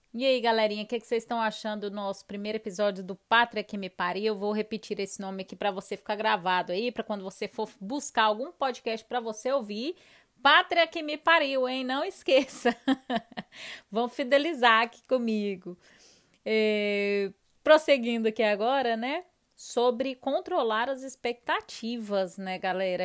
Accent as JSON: {"language": "Portuguese", "town": "Goiânia", "region": "Goiás", "country": "Brazil", "also_born_or_lived": "Florida, United States", "moved": "as an adult", "lives_now": "Sweden", "said": "nós somos de Goiânia"}